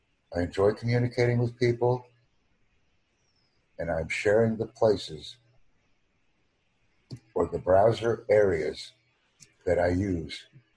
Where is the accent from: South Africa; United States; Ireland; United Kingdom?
United States; I am not a British English speaker. I am from the United States.